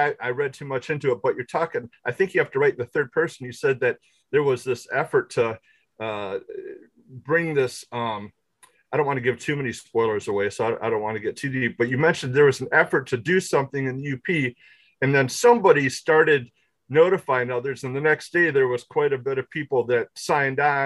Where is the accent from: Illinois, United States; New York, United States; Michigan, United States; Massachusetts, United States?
Michigan, United States; Midland; I'm from Midland